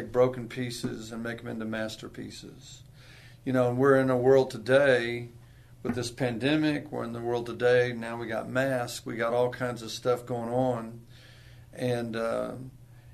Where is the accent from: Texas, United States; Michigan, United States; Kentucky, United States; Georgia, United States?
Texas, United States; Corpus Christi; also born or lived in Virginia / San Antonio, Texas; I was born in Virginia. I just tell people I got to Texas as quick as I could. And I got to Corpus Christi